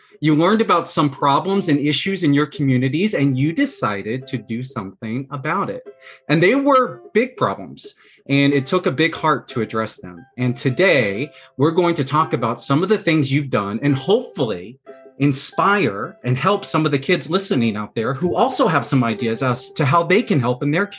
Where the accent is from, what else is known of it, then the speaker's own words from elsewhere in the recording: Fort Worth, Texas, United States; now in New York City, United States; Orion, I'm from Texas, too.